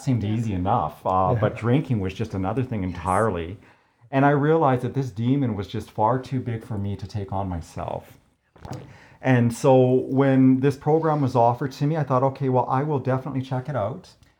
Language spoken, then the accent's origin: English; Crowsnest Pass, Alberta, Canada; also born or lived in Lethbridge; Growing up in the Crow's Nest Pass, we were not as entertained as maybe our city brethren were.